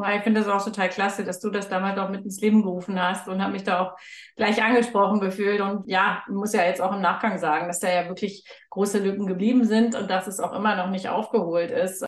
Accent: Hanover, Lower Saxony, Germany; now in Munich, Germany; ich bin in einem Stadtteil groß geworden in Hannover

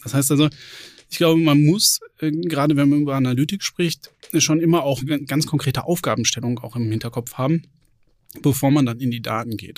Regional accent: Lüdenscheid, North Rhine-Westphalia, Germany; moved away as an adult; also born or lived in Bochum / Bonn / Kronberg; Ich bin gebürtiger Sauerländer, am Rande des Sauerlands, in Lüdenscheid geboren, bin da zur Schule gegangen

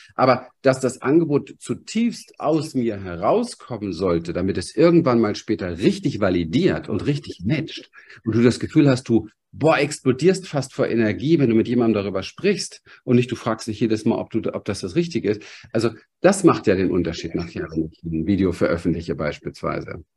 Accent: Berlin, Germany; ich komme aus dem Berliner Hinterhof. Ich bin aufgewachsen mit ähm, Alkoholismus

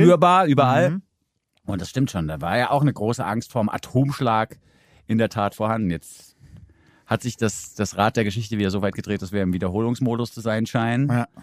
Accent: Southern Germany, Germany; Im Süden komme ich her

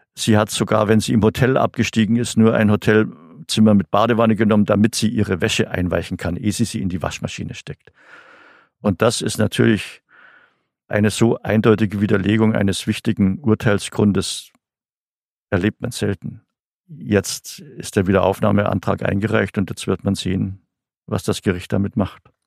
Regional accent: Bavaria, Germany; Bei uns in Bayern

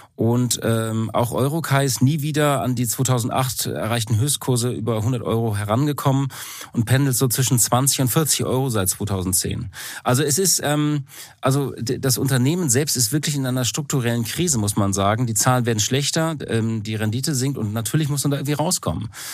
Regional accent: Hamburg, Germany; mein Herz als Hamburger

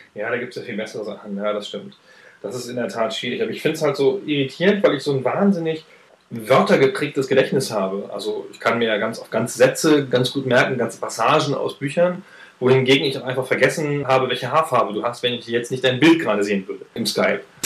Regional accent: Weserbergland, Lower Saxony, Germany; Ist aber auch qua Geburt. Ich komme ja aus dem Weserbergland, also südlich von Hannover

